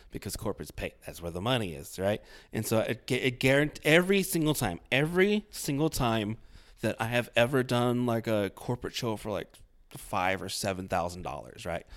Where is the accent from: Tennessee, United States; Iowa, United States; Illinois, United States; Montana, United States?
Iowa, United States; I'm from Iowa